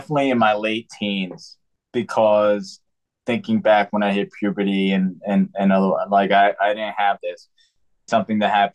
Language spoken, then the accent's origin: English; New York City, New York, United States; now in Pennsylvania, United States; I come from New York City, which is very, you know, it's just a lot of different walks of life there